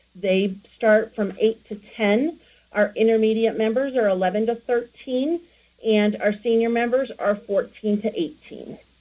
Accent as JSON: {"language": "English", "town": "Denver", "region": "Colorado", "country": "United States", "tie": "born or raised there", "moved": "as an adult", "lives_now": "Cheyenne, United States", "said": "I was born and raised in the Denver area"}